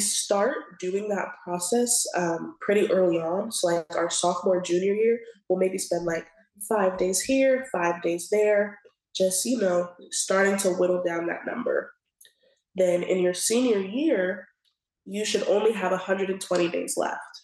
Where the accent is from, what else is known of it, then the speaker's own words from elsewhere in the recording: Atlanta, Georgia, United States; I'm from Atlanta, Georgia